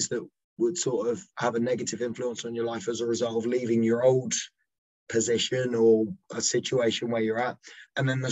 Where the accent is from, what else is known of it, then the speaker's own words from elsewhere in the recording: England, United Kingdom; I am flying the English flag because I'm not Welsh. I am English